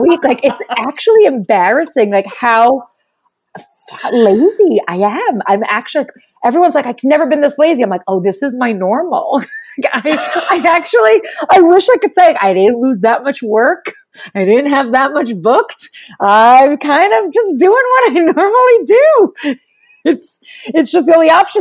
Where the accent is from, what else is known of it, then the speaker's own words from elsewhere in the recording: New York City, New York, United States; accent: New York; moved away as an adult; now in Los Angeles, United States; I grew up, I was born and raised in Brooklyn in New York.